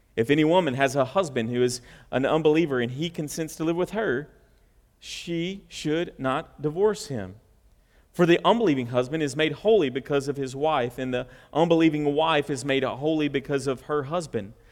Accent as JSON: {"language": "English", "region": "the South", "country": "United States", "said": "we're from the South."}